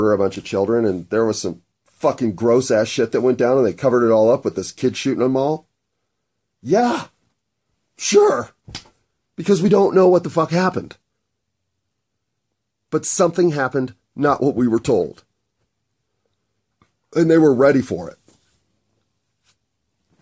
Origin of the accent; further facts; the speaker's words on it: United States; I'm an American